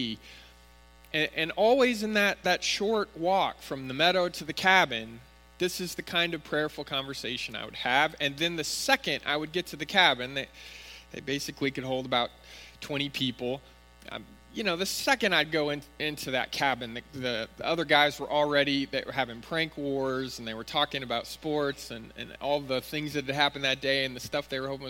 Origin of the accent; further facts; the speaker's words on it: Northern California, United States; When I was growing up in Northern California, going to church, we always had summer Bible camp